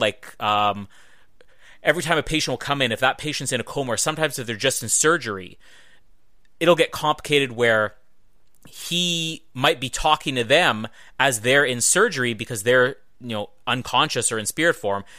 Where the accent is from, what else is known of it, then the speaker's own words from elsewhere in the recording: Winnipeg, Manitoba, Canada; Winnipeg, my hometown